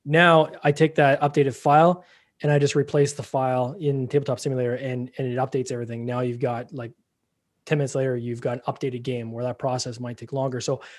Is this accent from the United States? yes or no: no; Canada; Like, if I know here in Canada, we're both Canadian.